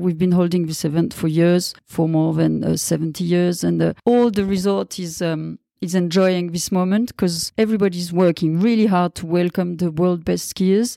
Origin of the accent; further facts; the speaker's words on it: Val d'Isère, Auvergne-Rhône-Alpes, France; English is a second language; I'm born and raised in Val d'Isère, and I'm really happy to live here now all the time